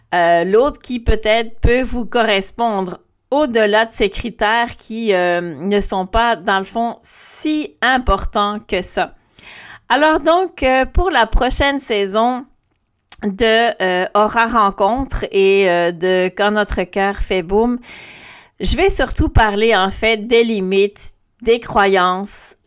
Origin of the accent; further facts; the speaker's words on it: Belgium; moved away; also born or lived in Quebec; moi je suis belge